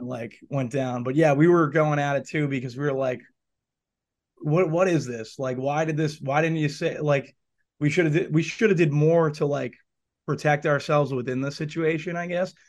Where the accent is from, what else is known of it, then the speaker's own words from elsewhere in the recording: Boston, Massachusetts, United States; I grew up in the North End